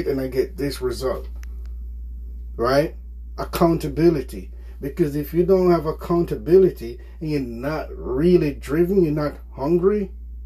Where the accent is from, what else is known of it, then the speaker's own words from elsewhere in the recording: Jamaica; moved away; I'm from Jamaica